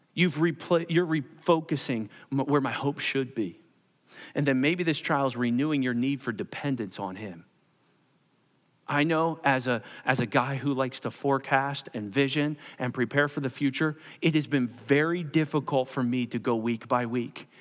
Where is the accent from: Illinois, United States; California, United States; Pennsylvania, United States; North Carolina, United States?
Pennsylvania, United States; Perkasie; I grew up in Percasee on Ninth Street and, uh, lived in a row home